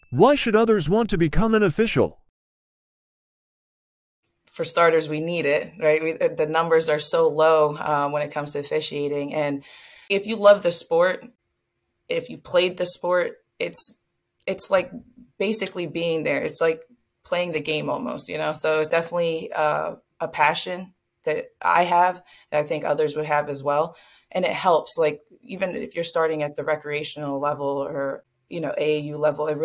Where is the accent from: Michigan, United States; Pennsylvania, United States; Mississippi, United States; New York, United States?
Pennsylvania, United States; North Wales; from North Wales, Pennsylvania, just a small town outside of um, Philadelphia, about 30 minutes outside of Philadelphia.